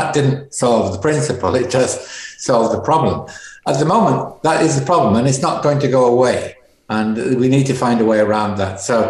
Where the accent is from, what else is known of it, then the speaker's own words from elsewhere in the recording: the north of England, United Kingdom; moved away as an adult; now in Scotland, United Kingdom; Well, I had a Scottish mother and an Irish father. I was brought up in the north of England. I was educated in an Irish Catholic school. I came to live in Scotland 50 years ago.